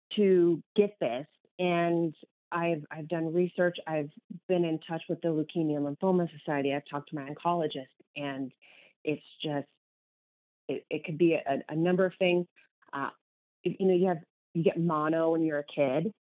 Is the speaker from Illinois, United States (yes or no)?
no; Kansas, United States; moved away as an adult; also born or lived in Minneapolis; now in New Mexico, United States; I am was born and raised in Kansas. So, huge Kansas girl